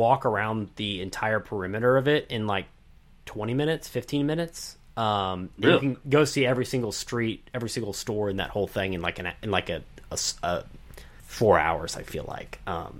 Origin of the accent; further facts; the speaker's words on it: the South, United States; I'm from the South